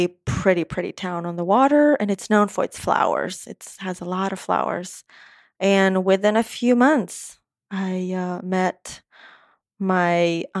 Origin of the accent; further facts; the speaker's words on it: Moldova; first language Romanian; English is a second language; moved away as an adult; also born or lived in Gulfport, Mississippi; now in Nashville, United States; I was born in Moldova. Moldova is a tiny country, is a third of Tennessee.